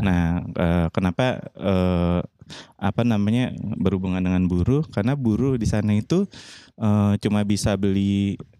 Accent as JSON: {"language": "Indonesian", "region": "Jakarta", "country": "Indonesia", "moved": "yes", "lives_now": "Bali, Indonesia", "said": "aku ini kan sebenarnya uh, jatuhnya tuh asli Jakarta"}